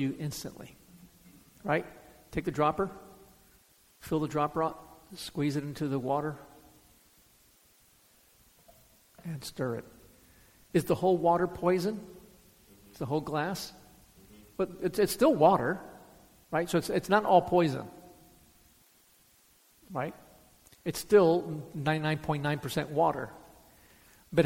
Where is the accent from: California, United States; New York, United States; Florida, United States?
Florida, United States; Miami; I grew up in Miami. I mean, come on. Did high school in Miami